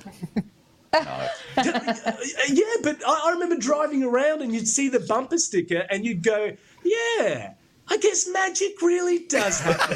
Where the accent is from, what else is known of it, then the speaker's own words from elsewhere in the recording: Brisbane, Queensland, Australia; I grew up in Brisbane